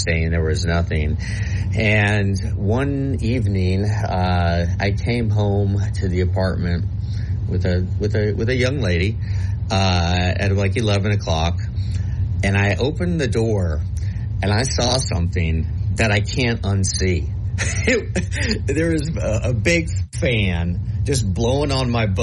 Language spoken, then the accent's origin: English; Nebraska, United States; born or raised there